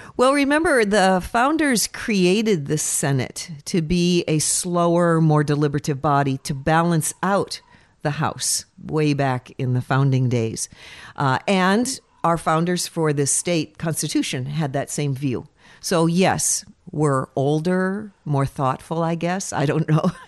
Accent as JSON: {"language": "English", "town": "Fairbanks", "region": "Alaska", "country": "United States", "tie": "born or raised there", "said": "Born and raised in Fairbanks"}